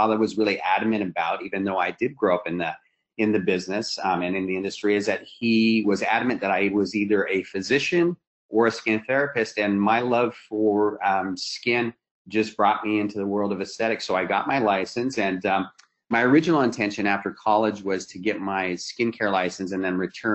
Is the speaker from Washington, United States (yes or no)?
yes; Seattle, Washington, United States; we're from Seattle, Washington, so that's where we're located. We've always been here. That's where I grew up and where I still live